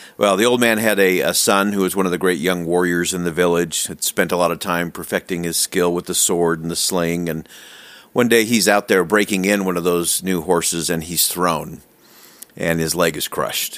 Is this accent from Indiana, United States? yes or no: no; Salt Lake City, Utah, United States; I actually just grew up in, uh, Salt Lake in the Holiday Cottonwood area there